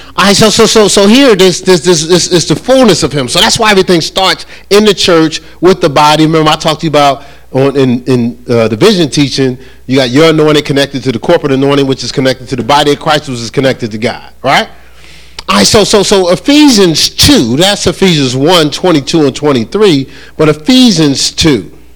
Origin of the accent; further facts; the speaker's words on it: New Jersey, United States; now in North Carolina, United States; I am from New Jersey